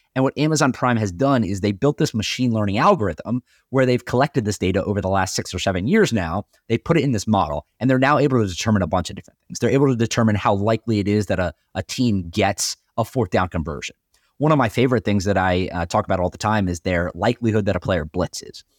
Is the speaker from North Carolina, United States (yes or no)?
yes; North Carolina, United States; I grew up in North Carolina, my dad is from New Jersey